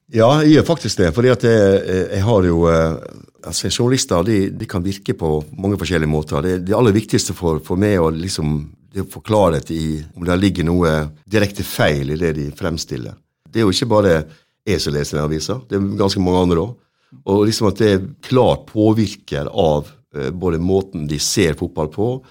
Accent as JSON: {"language": "Norwegian", "country": "Norway", "also_born_or_lived": "England / Sweden / Denmark", "moved": "as an adult", "said": "jeg kom jo der som nordmann"}